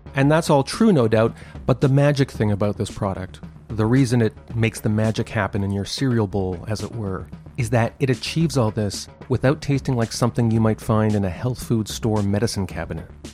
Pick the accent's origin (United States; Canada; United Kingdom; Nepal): Canada; I'm from Canada